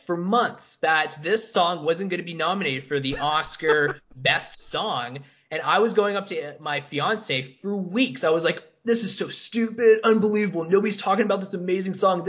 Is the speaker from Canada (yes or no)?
yes; Canada; I'm Canadian. I'm not German.